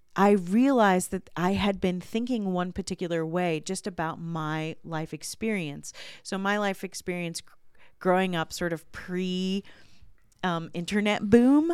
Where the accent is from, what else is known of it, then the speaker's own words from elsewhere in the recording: Virginia, United States; when I was growing up in Virginia, there was a, uh, the house I grew up in backed up against woods